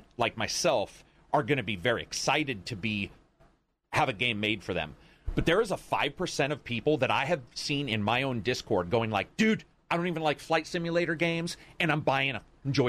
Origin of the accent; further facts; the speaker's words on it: Oregon, United States; I'm from Oregon.